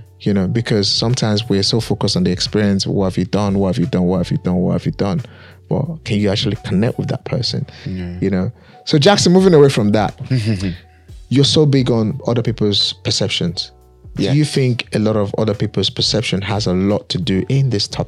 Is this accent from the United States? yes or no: no; Nigeria; as an African child, as a Nigerian child, there's certain things that you must understand culture-wise. Respect is something that we love as Africans.